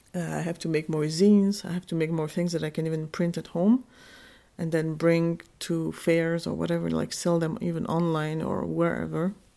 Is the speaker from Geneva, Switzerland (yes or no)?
yes; Geneva, Switzerland; moved away as an adult; now in Berlin, Germany; I'm Kurdish. I was born in Geneva, Switzerland in nineteen eighty-four. And I moved to Berlin when I was twenty-five